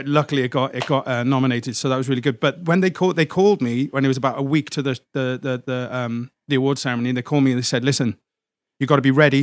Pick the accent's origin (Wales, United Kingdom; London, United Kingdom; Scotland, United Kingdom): Wales, United Kingdom; Cardiff; moved away as an adult; now in San Diego, United States; I'm from a city called Cardiff in Wales in the UK, which although is in the UK and is it makes me British, I'm not English. And I've been in San Diego for about 12 years now.